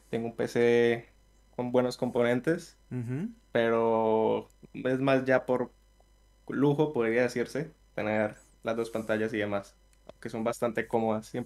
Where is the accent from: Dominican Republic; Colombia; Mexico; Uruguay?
Colombia; Villavicencio, Meta; De Villavicencio.